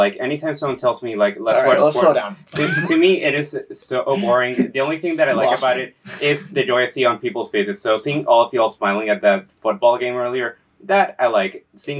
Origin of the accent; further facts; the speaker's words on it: San Juan, Puerto Rico; Puerto Rico, 1999. I was born in San Juan to a mother and father.